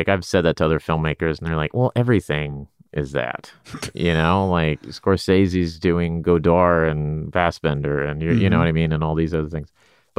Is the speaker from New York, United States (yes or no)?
no; Oklahoma, United States; You know, I grew up in Oklahoma.